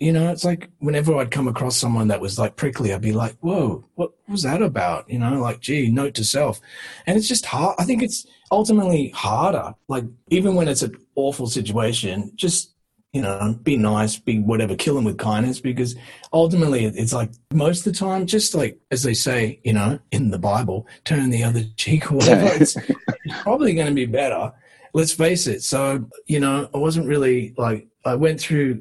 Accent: Western Australia, Australia; moved away; we just started breaking out of WA and came over

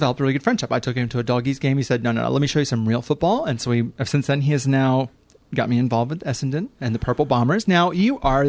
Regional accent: St. Louis, Missouri, United States; now in Melbourne, Australia; So I grew up in St. Louis, Missouri.

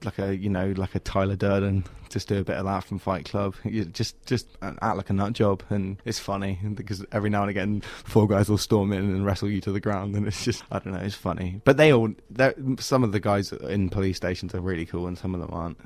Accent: England, United Kingdom; born or raised there

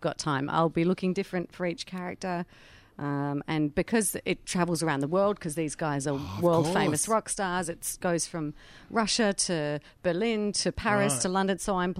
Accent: New Zealand; accent: Kiwi; now in Australia; a flat-out Kiwi accent, which was my natural accent anyway, really.

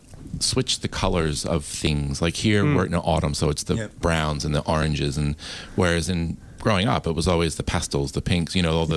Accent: just out of New York City, northern New Jersey, United States; now in Australia; Well, just right out of New York City, northern New Jersey, actually.

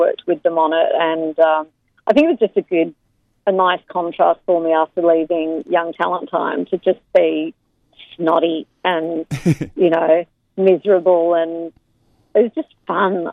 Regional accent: Melbourne, Victoria, Australia; moved away as an adult; also born or lived in London, United Kingdom; it's my hometown, it's Rod Laver

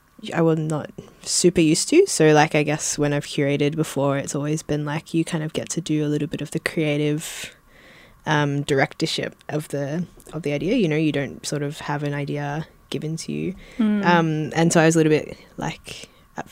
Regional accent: Southeast Queensland, Australia; I come from Southeast Queensland

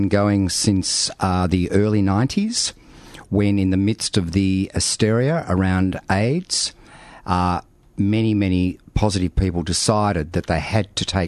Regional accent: Melbourne, Victoria, Australia; Having been born and bred in Melbourne and Victoria

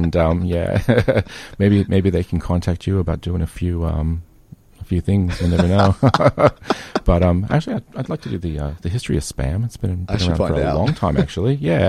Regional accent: United States; accent: American; now in Melbourne, Australia; It's my American accent.

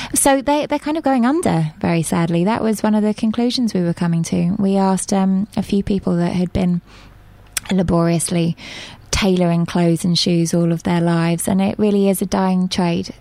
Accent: England, United Kingdom; moved away as an adult; also born or lived in Mexico / Bermuda / Argentina / Spain; I'm from England.

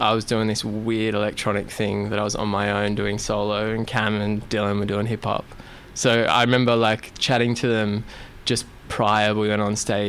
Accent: Sydney, New South Wales, Australia; moved away as an adult; now in Melbourne, Australia; And then I moved to Melbourne from Sydney. Moved to Melbourne when I was about 19.

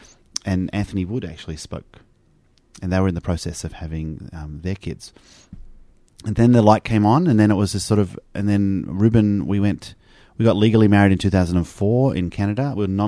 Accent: Australia; Because you're Australian by descent and we're both Australian, so he was naturalised then.

